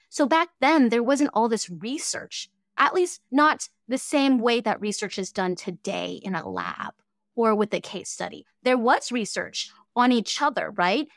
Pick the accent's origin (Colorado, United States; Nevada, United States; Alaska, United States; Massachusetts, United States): Alaska, United States; Fairbanks; first language Cantonese; English is a second language; also born or lived in Hong Kong / Boise, Idaho; I actually grew up here in Fairbanks, Alaska